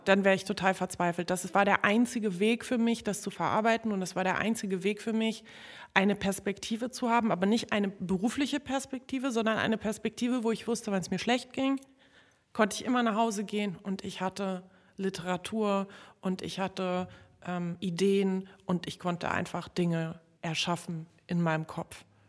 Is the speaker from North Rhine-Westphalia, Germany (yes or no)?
no; Berlin, Germany; also born or lived in Warsaw; Ich komme nun mal aus äh, Gropiusstadt und äh, als ich dort äh, aufgewachsen bin